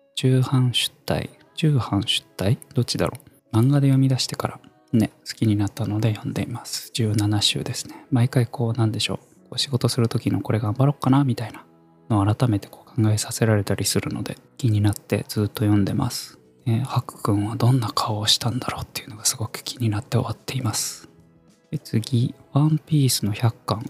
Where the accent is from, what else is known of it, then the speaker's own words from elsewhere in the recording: Kumamoto, Japan; moved away as an adult; also born or lived in Fukuoka / Tokyo; 十八歳から福岡、三十歳から東京で暮らし、三十五歳で会社を辞め、地元の熊本